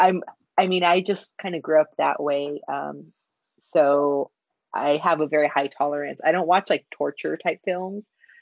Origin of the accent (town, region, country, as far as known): California, United States; born or raised there